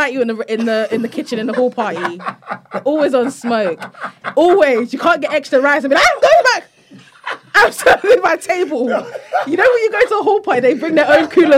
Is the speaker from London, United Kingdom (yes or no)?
yes; London, United Kingdom; also born or lived in Nigeria; we're both from London